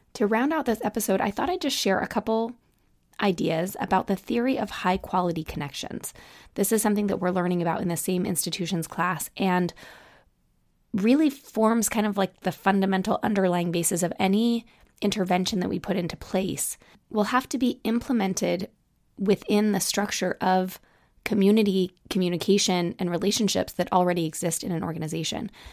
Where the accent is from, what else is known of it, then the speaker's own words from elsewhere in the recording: Utah, United States; I grew up in Utah